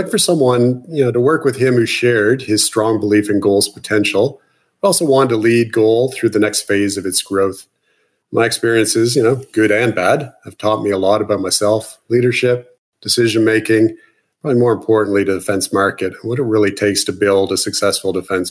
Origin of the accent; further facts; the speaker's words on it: Canada; moved away as an adult; now in Australia; My accent's a bit of a giveaway. I'm an import from Canada